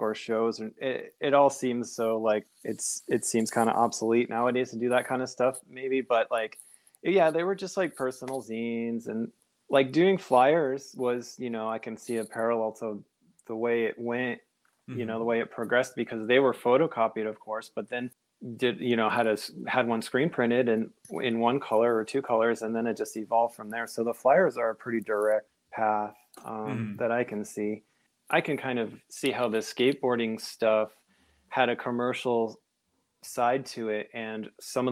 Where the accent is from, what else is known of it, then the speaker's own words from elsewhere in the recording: Connecticut, United States; moved away as an adult; also born or lived in Berkeley / Oakland; I grew up in Connecticut, actually. After high school, I went to, ended up in Berkeley and Oakland